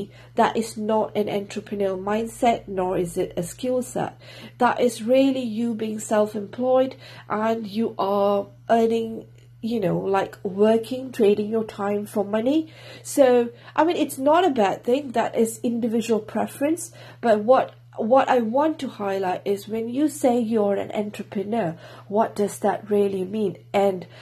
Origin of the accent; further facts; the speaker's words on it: Singapore; now in Wales, United Kingdom; I'm from Singapore, currently living in Wales, UK